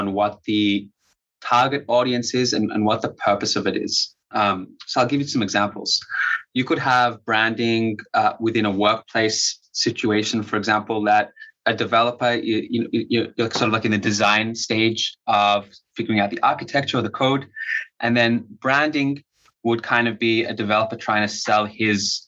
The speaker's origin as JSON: {"language": "English", "country": "Australia", "first_language": "English", "moved": "yes", "lives_now": "Israel", "said": "I'm originally from Australia."}